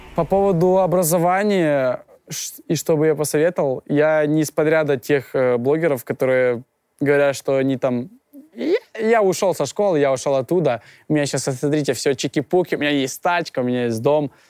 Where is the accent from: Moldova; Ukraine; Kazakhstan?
Ukraine; now in Russia; Я родом из Украины, я прилетел сюда из Украины, и жил я изначально в, в деревне